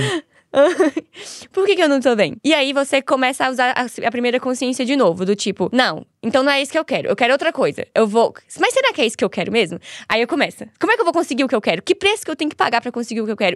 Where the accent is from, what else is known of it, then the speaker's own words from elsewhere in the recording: Montes Claros, Minas Gerais, Brazil; Eu sou de Minas Gerais. Minha cidade é no norte de Minas. Se chama Montes Claros.